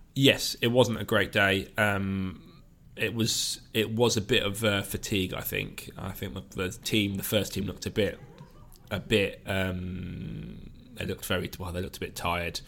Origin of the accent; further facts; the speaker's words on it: South Coast, South East England, United Kingdom; I grew up on the South Coast